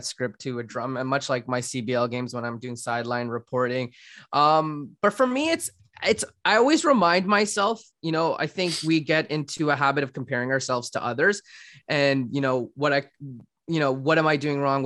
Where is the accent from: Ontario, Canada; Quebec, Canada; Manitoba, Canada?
Ontario, Canada; Guelph; in Guelph, being in my hometown